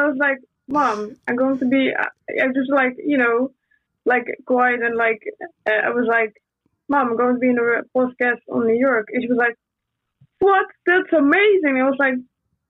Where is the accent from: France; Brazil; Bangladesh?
Brazil; I'm from Brazil.